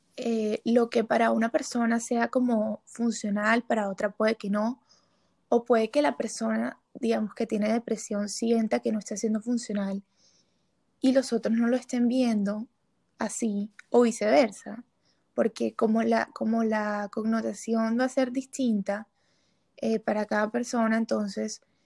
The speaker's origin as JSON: {"language": "Spanish", "town": "Barranquilla", "region": "Atlántico", "country": "Colombia", "moved": "as an adult", "lives_now": "Bogotá, Colombia", "said": "soy de Barranquilla"}